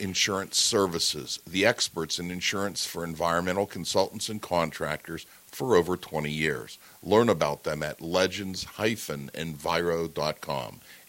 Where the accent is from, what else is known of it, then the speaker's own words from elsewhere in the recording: Pittsburgh, Pennsylvania, United States; I'm from Pittsburgh